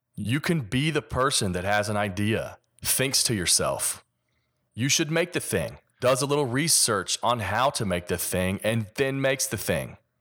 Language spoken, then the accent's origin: English; Kentucky, United States; accent: Kentucky; my Kentucky accent